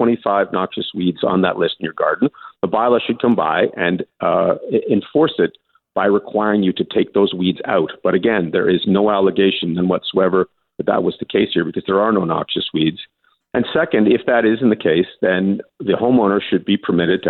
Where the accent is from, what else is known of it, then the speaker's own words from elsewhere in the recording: Scotland, United Kingdom; I'm Scottish.